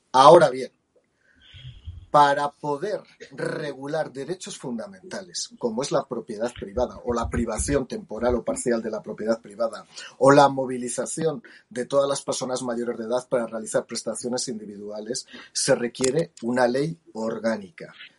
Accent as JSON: {"language": "Spanish", "town": "Jaca", "region": "Aragon", "country": "Spain", "tie": "born or raised there", "said": "yo nací en Jaca"}